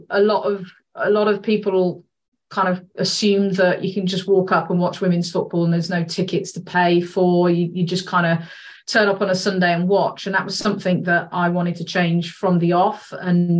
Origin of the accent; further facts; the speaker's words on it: Worcester, West Midlands, United Kingdom; moved away; I'm from Worcester